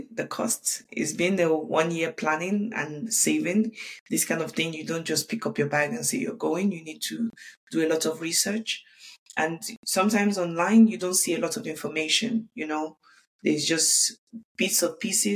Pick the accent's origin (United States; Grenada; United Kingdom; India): United Kingdom; London; moved away as an adult; also born or lived in Lagos, Nigeria; now in Dubai, United Arab Emirates; I grew up in the UK.